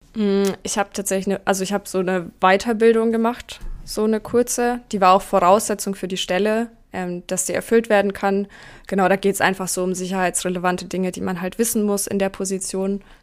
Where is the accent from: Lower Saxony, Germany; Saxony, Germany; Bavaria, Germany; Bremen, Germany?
Bavaria, Germany; near Nuremberg; ich bin in der Nähe von Nürnberg aufgewachsen